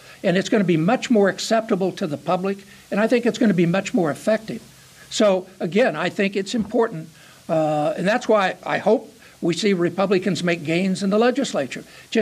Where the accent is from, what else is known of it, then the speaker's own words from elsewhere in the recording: Charleston, Illinois, United States; I grew up in Charleston, Illinois